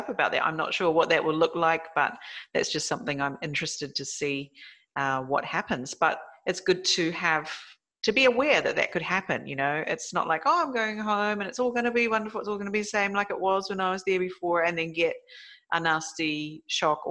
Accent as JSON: {"language": "English", "region": "South Island of New Zealand", "country": "New Zealand", "tie": "born or raised there", "moved": "yes", "lives_now": "Japan", "said": "my childhood in New Zealand, because that's mainly what we have as nature. And especially where I grew up down in the South Island of New Zealand"}